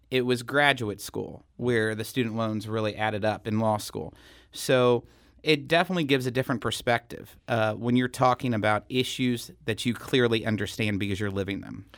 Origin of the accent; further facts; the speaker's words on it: Salem, Missouri, United States; also born or lived in Columbia, Missouri; Salem is my hometown. Went to school there from kindergarten through twelfth grade